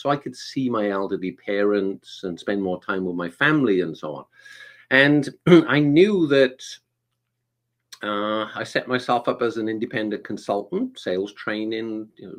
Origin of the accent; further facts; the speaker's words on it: Wales, United Kingdom; now in Atlanta, United States; I'm originally from the UK. I'm from a little place called Wales.